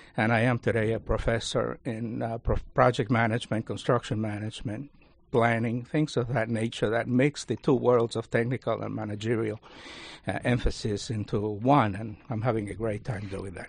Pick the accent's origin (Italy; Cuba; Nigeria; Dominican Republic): Cuba; also born or lived in Spring Valley, New York; now in Rockland County, New York, United States; I was born in Cuba